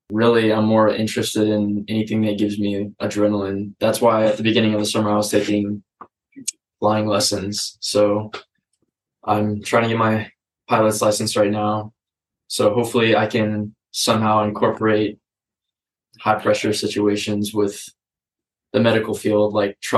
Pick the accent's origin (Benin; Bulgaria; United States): United States; Joplin, Missouri; moved away as an adult; also born or lived in South Carolina; I am from Joplin, Missouri. Well, originally I was I was born in South Carolina, but okay. I grew up all my life in Joplin, Missouri and I went to a little little private school called Thomas Jefferson